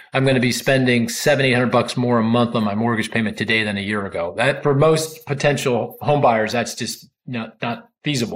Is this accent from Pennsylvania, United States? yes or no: yes; Philadelphia, Pennsylvania, United States; I'm I'm from Philly too